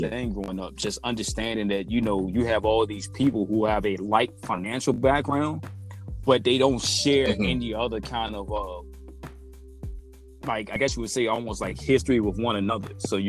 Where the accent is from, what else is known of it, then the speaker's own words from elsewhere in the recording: Virginia, United States; from Virginia here in the United States